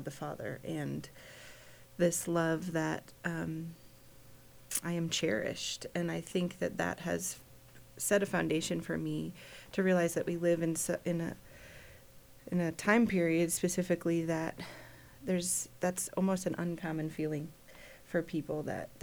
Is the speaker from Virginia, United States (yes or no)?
no; Chicago, Illinois, United States; moved away as an adult; also born or lived in Kansas; I grew up in Chicago, so coming to Kansas was a big eye-opener